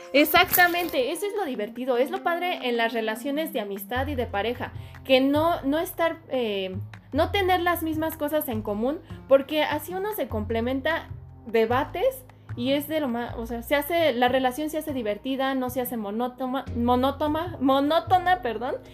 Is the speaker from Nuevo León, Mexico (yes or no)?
no; Querétaro, Mexico; yo soy de Querétaro